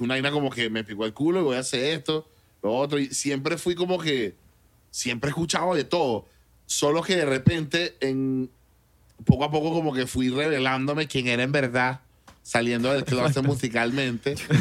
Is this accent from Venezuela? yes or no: yes; Caracas, Venezuela; moved away as an adult; also born or lived in Mexico; now in United States; los toques de rap cuando yo era niño eran en Pinto Salina, en La Dolorita